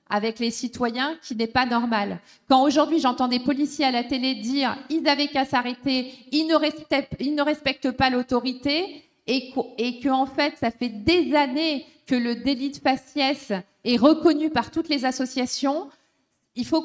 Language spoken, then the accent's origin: French; France; on doit se mobiliser tous ensemble en tant que Français, habitant en France